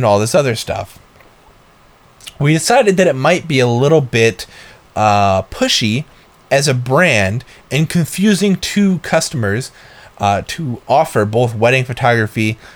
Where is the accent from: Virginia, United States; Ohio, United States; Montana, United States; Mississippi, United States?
Ohio, United States; Northeast; moved away; We're from Northeast Ohio